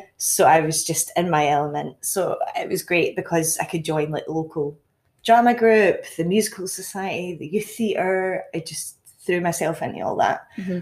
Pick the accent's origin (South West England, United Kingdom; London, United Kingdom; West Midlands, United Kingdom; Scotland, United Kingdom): Scotland, United Kingdom; Castle Douglas; I'm originally from Castle Douglas, a little small town down Dumfries and Galloway. Born, raised there